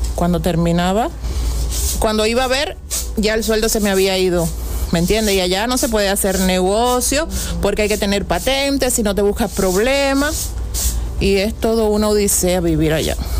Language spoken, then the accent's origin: Spanish; Baracoa, Guantánamo, Cuba; moved away as an adult; now in Uruguay; la travesía empieza desde mi pueblo, porque yo vivo en lo último de Cuba. Tuve que salir desde Baracoa hasta Guantánamo